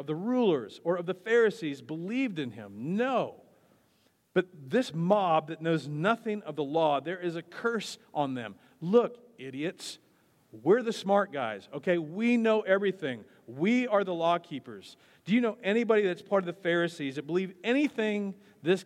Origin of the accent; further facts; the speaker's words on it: Wichita, Kansas, United States; also born or lived in Parsons, Kansas; I was born in Parsons, Kansas, which is exactly in the middle of nowhere, but I'm considered to be from Wichita